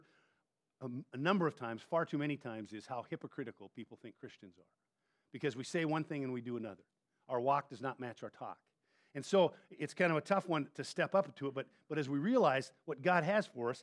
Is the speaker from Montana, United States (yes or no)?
yes; Montana, United States; moved away; I grew up in Montana